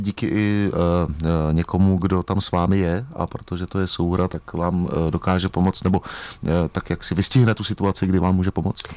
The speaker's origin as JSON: {"language": "Czech", "region": "Bohemia", "country": "Czechia", "said": "u nás v Čechách"}